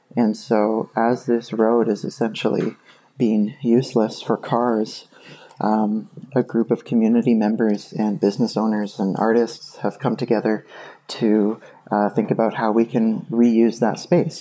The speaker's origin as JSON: {"language": "English", "town": "Kitchener", "region": "Ontario", "country": "Canada", "tie": "born or raised there", "said": "I'm calling from Kitchener, Ontario. And, uh, I have a story about a project I've been involved in in my hometown"}